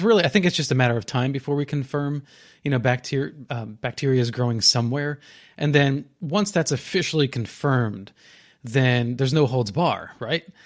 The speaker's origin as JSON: {"language": "English", "region": "New Jersey", "country": "United States", "tie": "born or raised there", "said": "growing up in New Jersey"}